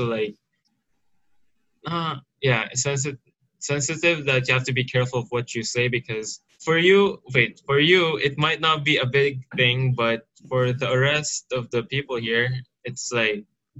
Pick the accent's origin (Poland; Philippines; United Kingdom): Philippines; also born or lived in Saudi Arabia; now in Yanbu, Saudi Arabia; Saudi my whole life, I've made no friends in the Philippines, you know, so I was like a stranger to my home country.